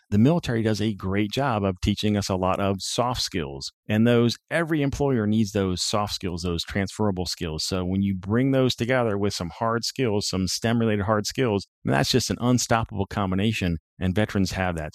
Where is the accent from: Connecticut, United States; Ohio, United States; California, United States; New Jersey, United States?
Ohio, United States; Findlay; moved away as an adult; also born or lived in Colorado Springs; I grew up in Findlay, Ohio, Northwest Ohio